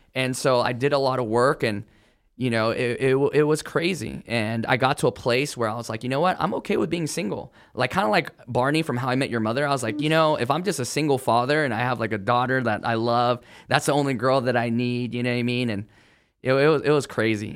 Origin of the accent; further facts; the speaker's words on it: California, United States; I grew up in California